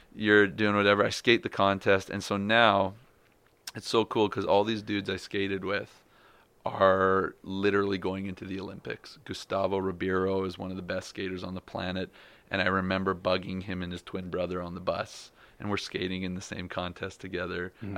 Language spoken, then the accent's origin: English; Canada; I'm a Canadian pro.